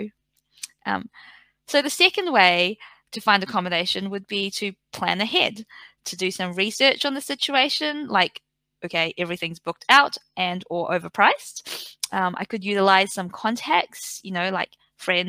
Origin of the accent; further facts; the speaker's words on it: Napier, Hawke's Bay, New Zealand; now in Melbourne, Australia; I am from New Zealand. I'm from a small regional town or city, I guess, called Napier.